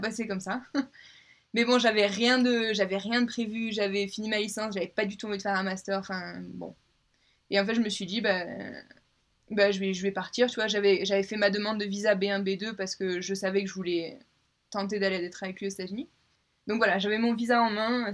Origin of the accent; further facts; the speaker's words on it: Avignon, Provence-Alpes-Côte d'Azur, France; moved away as an adult; also born or lived in Scotland; now in Denver, United States; je viens de Avignon, du coup euh, dans la région PACA